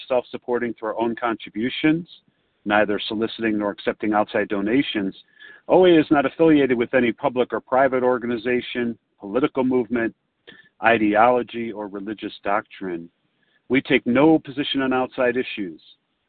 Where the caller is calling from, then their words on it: Chicago, Illinois, United States; I'm a recovered compulsive overeater from Chicago, although I'm calling from Montana this morning.